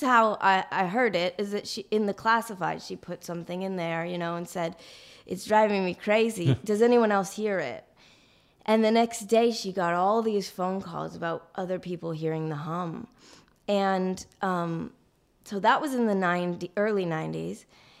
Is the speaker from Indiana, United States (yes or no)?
no; New Mexico, United States; I grew up in New Mexico.